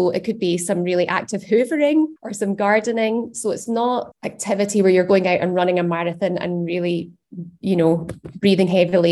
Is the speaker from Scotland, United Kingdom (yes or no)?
yes; Scotland, United Kingdom; as Scottish adults